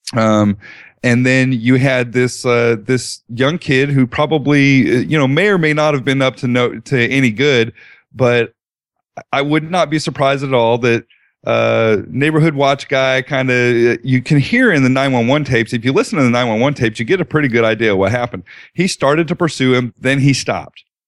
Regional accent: Colorado, United States; now in Dallas, United States; I did some growing up in Colorado

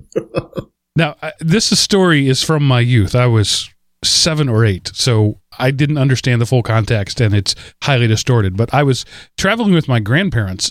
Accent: Texas, United States; I'm from Texas

